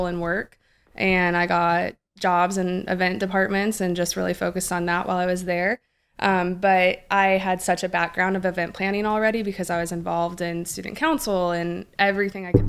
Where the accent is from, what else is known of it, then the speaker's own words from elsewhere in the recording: Smithville, Missouri, United States; also born or lived in Kansas City, Missouri; I grew up in Smithville, Missouri